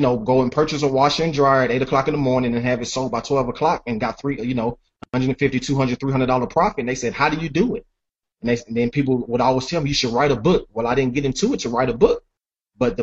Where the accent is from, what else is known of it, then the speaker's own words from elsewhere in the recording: Nashville, Tennessee, United States; growing up in Nashville